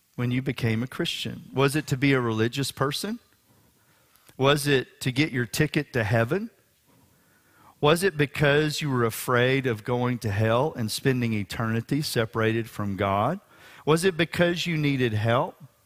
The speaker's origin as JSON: {"language": "English", "town": "Houston", "region": "Texas", "country": "United States", "tie": "born or raised there", "said": "We were attending a revival service at Memorial Drive Baptist Church here in Houston, Texas"}